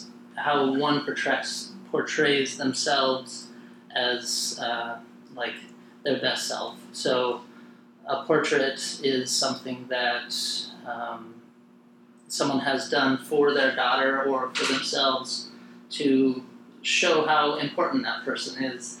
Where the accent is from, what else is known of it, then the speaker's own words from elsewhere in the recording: Wyoming, United States; moved away; when I moved away from Wyoming, where I grew up